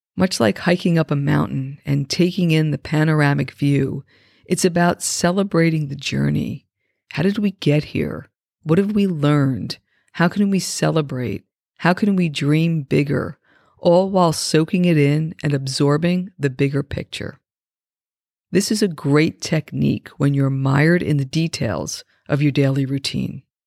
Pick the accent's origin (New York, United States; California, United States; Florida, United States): New York, United States; I grew up right outside of New York City